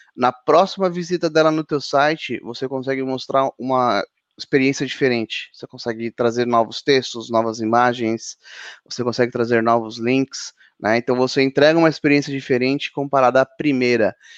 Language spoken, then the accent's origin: Portuguese; São Paulo, Brazil; eu sou de São Paulo.